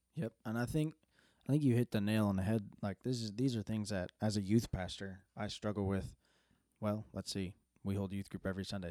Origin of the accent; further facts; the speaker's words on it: Canada; growing up in Canada, like, I can remember in high school